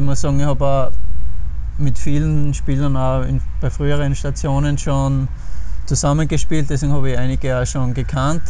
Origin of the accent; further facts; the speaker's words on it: Pöls, Styria, Austria; in meinem Heimatort in Böls beim FSC